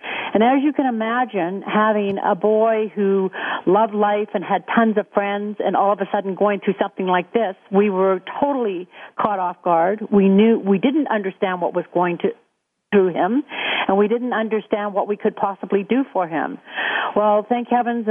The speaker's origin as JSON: {"language": "English", "town": "West Vancouver", "region": "British Columbia", "country": "Canada", "tie": "born or raised there", "also_born_or_lived": "Whistler", "said": "we grew up in West Vancouver"}